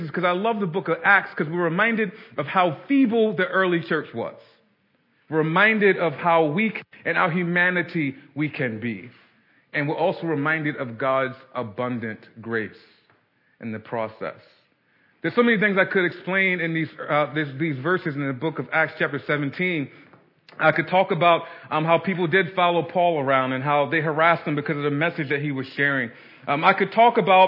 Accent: Baltimore, Maryland, United States; I grew up in Baltimore City, South Baltimore.

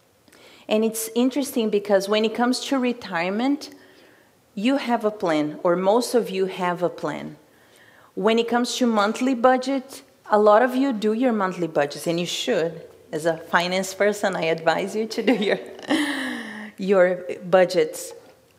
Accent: Brazil; moved away; I'm from Brazil

